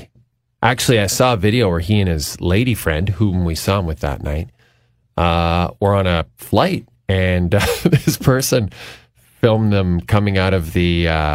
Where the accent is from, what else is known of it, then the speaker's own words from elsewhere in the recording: Canada; being Canadian, we have to go with GSP